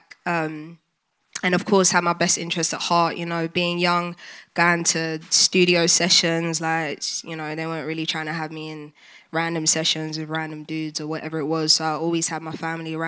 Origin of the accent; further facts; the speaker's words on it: London, United Kingdom; I grew up in North London, Highbury and Islington